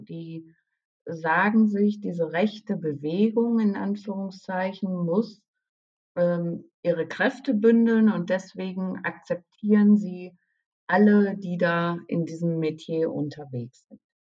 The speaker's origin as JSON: {"language": "German", "area": "Münsterland", "region": "North Rhine-Westphalia", "country": "Germany", "tie": "born or raised there", "lives_now": "Dortmund, Germany", "said": "ich bin im Münsterland groß geworden, ja, und habe in Münster studiert."}